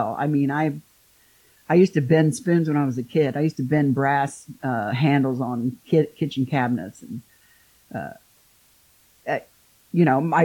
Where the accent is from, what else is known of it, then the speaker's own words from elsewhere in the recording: Midwest, United States; I'm from the Midwest. I never went anywhere